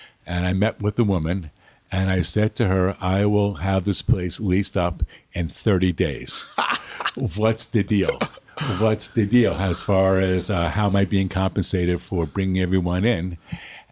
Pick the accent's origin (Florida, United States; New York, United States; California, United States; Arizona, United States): New York, United States; New York City; moved away as an adult; also born or lived in Connecticut; now in Los Angeles, United States; I was born in New York City in 1947, and I was a New York boy for many years, and then moved out to the suburbs